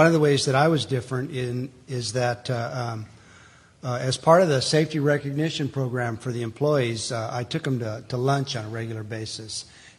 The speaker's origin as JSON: {"language": "English", "region": "California", "country": "United States", "moved": "yes", "said": "I moved here in August of 2001. I came from Southern California."}